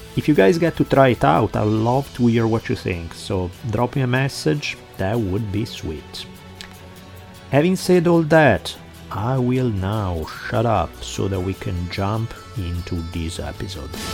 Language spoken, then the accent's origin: English; Italy; also born or lived in Milan; now in United States; growing up in Italy